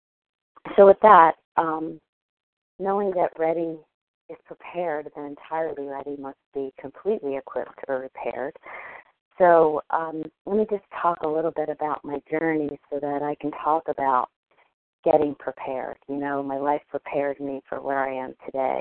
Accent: New Jersey, United States; I'm from New Jersey.

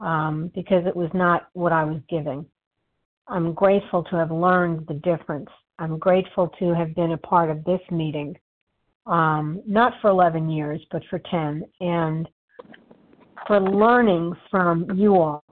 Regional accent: New York, United States; Always, I'm a New Yorker, I shoot from the hip, but I don't have to do so aggressively.

